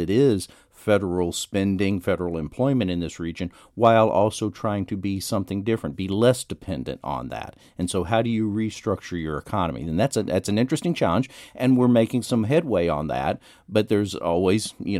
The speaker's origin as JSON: {"language": "English", "town": "Dallas", "region": "Texas", "country": "United States", "tie": "born or raised there", "said": "In the Dallas area."}